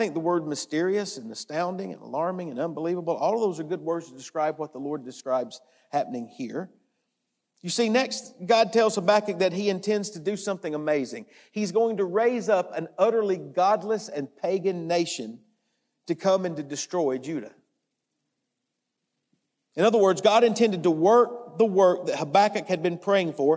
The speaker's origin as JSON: {"language": "English", "country": "United States", "said": "We're from the United States and we sometimes say we're from America"}